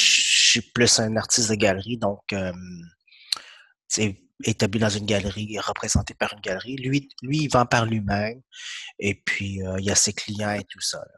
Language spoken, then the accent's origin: French; Quebec, Canada; French is a second language; also born or lived in Vietnam; je suis arrivé ici, je parlais pas français du tout, donc j'ai commencé ma première année.